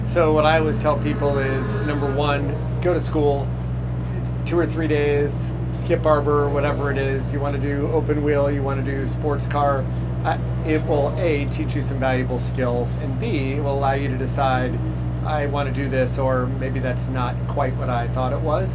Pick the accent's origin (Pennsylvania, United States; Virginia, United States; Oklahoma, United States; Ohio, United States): Virginia, United States; Middleburg; Northern Virginia, uh, a little town called Middleburg